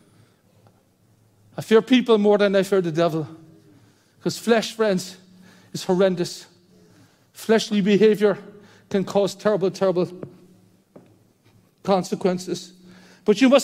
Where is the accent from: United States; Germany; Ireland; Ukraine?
Ireland; As Irish people were so introverted